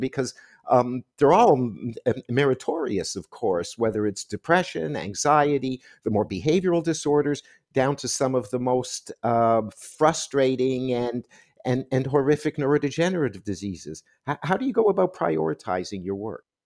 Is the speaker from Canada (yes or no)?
yes; Canada; as a Canadian